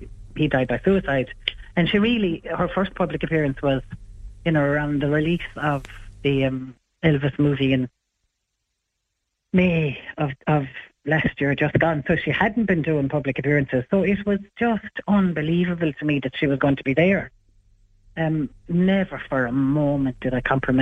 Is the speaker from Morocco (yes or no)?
no; Ireland; I'm from Ireland